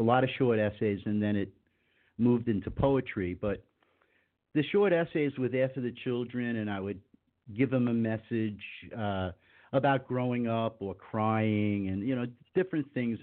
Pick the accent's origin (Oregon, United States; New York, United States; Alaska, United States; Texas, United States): New York, United States; Long Island; moved away as an adult; also born or lived in Dallas / Denver; now in North Miami Beach, United States; I grew up in New York. In the 50s